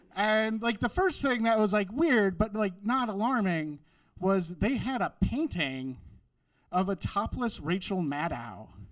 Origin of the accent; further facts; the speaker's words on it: Wisconsin, United States; moved away; I grew up in Wisconsin